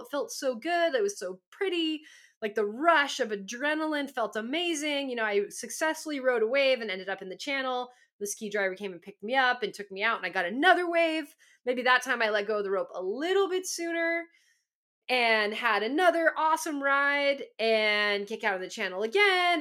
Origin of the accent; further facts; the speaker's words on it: Southern California, United States; I grew up in Southern California